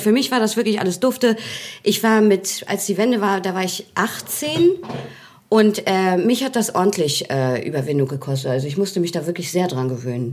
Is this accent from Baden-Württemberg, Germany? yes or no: no; Hagenow, Mecklenburg-Vorpommern, Germany; moved away as an adult; now in Hamburg, Germany; ich bin in Hagenow geboren